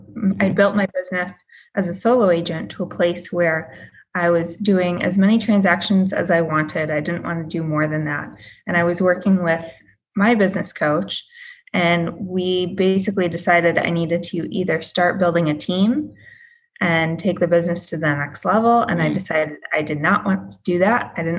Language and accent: English; Michigan, United States; now in Boston, United States; So I was in real estate in Boston. I spent 9 years in Boston. That's where I built my career. I moved there from Michigan.